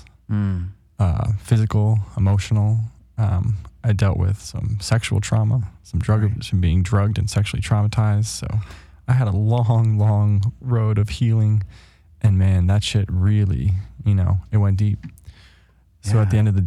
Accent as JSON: {"language": "English", "region": "Northern Virginia", "country": "United States", "tie": "born or raised there", "also_born_or_lived": "Maryland", "moved": "as an adult", "lives_now": "Los Angeles, United States", "said": "Then I moved to Virginia, where I spent most of my life, Northern Virginia"}